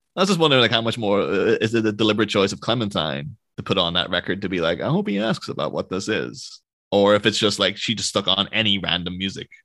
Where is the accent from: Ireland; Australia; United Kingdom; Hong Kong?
Ireland; being Irish